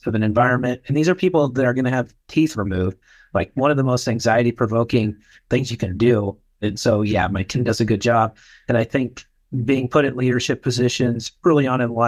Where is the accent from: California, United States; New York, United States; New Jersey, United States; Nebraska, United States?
Nebraska, United States; rural; moved away; I'm from Nebraska originally, rural Nebraska. I grew up in a town of about 8,000 people